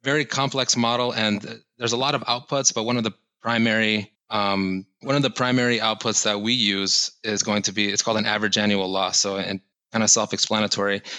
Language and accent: English; Ithaca, Michigan, United States; moved away as an adult; also born or lived in Miami, Florida; growing up in Michigan, I wanted to get out of my home state. I wanted to just leave. I'm from a small town in central Michigan called Ithaca